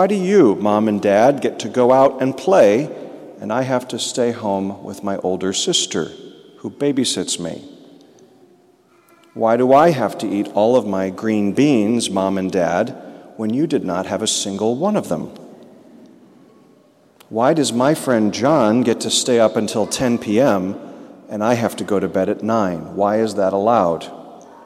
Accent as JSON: {"language": "English", "town": "Peoria", "region": "Illinois", "country": "United States", "tie": "born or raised there", "moved": "as an adult", "lives_now": "Kansas City, United States", "said": "We grew up together in Peoria, Illinois, went to high school together"}